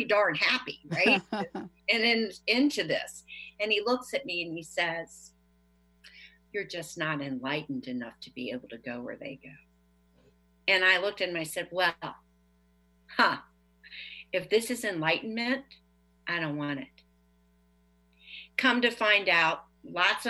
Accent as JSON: {"language": "English", "town": "Leesburg", "region": "Virginia", "country": "United States", "said": "I'm from Leesburg, Virginia"}